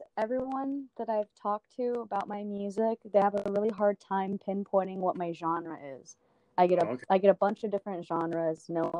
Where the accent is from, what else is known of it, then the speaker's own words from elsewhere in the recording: Bakersfield, California, United States; also born or lived in Hayward, California; I was born in Hayward, but I'm from Bakersfield.